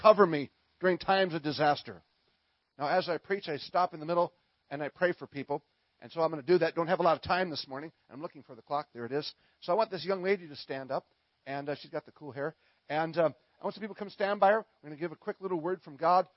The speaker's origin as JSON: {"language": "English", "region": "Minnesota", "country": "United States", "said": "I'm from Minnesota"}